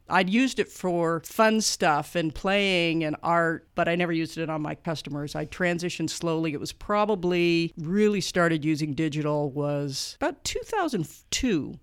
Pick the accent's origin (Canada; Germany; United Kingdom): Canada; moved away as an adult; now in Muncie, Indiana, United States; I am Canadian